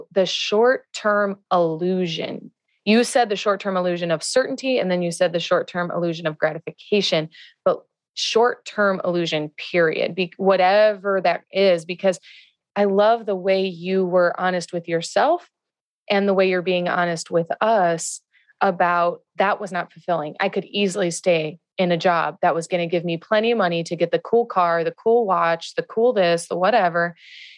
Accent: Midwest, United States; now in California, United States; I grew up in the Midwest

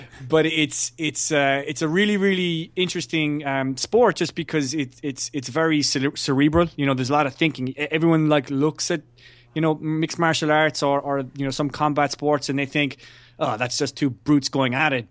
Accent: Ireland; as an Irishman

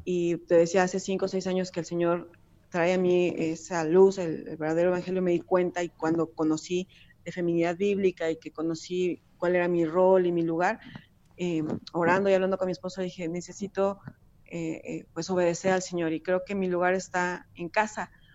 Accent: Mexico; also born or lived in Puebla; soy mexicana

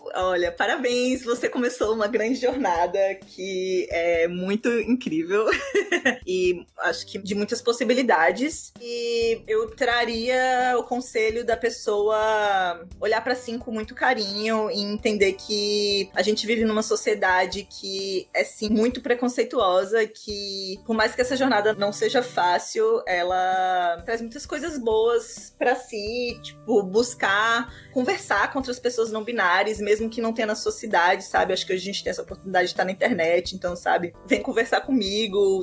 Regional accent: Natal, Rio Grande do Norte, Brazil; eu sou de Natal, do Rio Grande do Norte

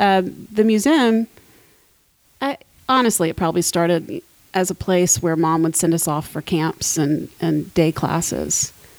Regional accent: Columbus, Georgia, United States; Columbus, Georgia.

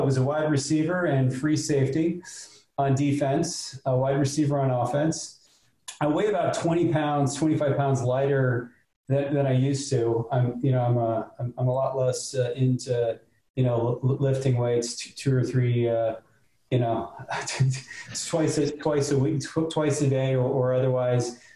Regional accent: North Palm Beach, Florida, United States; also born or lived in Miami; I grew up in Ju- Juno Isles Boulevard, um, and I, I, was cutting lawns at the age of, of 10

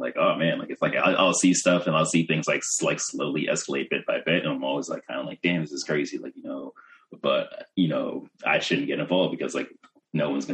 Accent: New York, United States; I'm from New York

